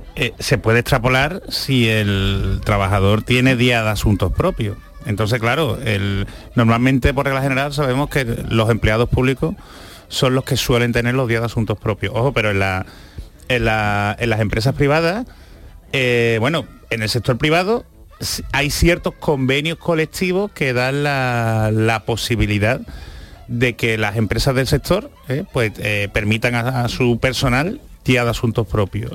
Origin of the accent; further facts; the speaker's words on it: Seville, Andalusia, Spain; Yo, como sevillano